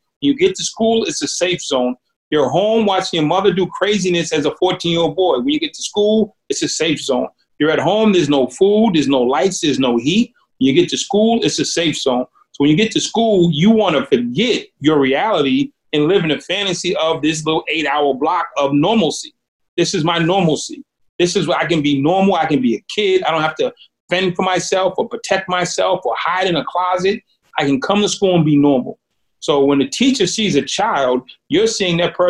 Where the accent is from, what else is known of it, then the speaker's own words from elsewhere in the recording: Boston, Massachusetts, United States; When I grew up in Boston, Massachusetts, it's an extremely divided and racially charged city